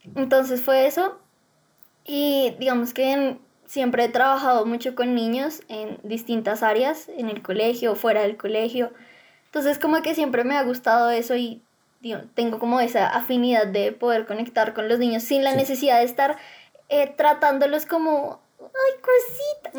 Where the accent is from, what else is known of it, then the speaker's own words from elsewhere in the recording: Bogotá, Colombia; tengo 18 años, soy de Bogotá